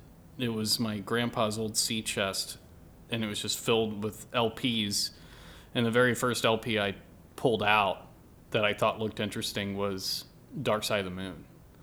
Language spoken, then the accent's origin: English; Meridian, Mississippi, United States; moved away; I grew up in Mississippi.